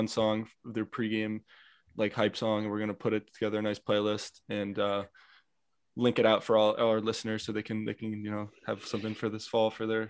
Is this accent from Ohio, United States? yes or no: no; Bethlehem, Pennsylvania, United States; So we're actually from Bethlehem.